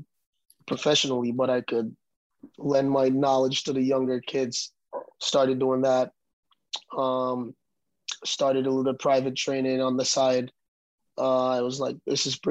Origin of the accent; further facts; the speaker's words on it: Jamaica; moved away as an adult; now in Cincinnati, United States; I'm from Jamaica, small island in Jamaica. I came to Cincinnati for soccer